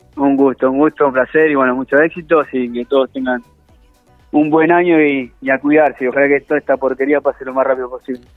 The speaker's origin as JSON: {"language": "Spanish", "town": "Rufino", "region": "Santa Fe", "country": "Argentina", "tie": "born or raised there", "moved": "yes", "said": "crecí en Rufino"}